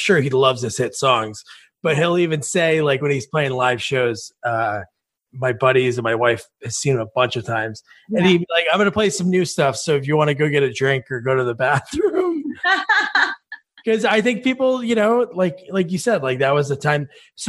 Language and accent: English; Edison, New Jersey, United States; I'm from New Jersey.